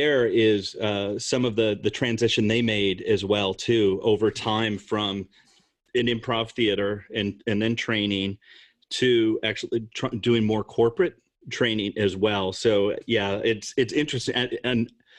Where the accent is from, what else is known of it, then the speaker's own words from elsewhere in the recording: Rockford, Illinois, United States; moved away as an adult; also born or lived in Iowa City, Iowa / Minneapolis, Minnesota; growing up in Illinois, Northern Illinois, kind of Rockford, failed factory town